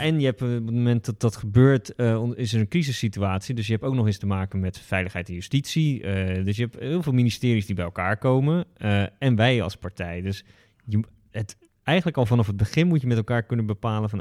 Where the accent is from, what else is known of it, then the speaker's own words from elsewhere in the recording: Westland, South Holland, Netherlands; ik kom uit het Westland, dus een kassengebied in de buurt van Den Haag.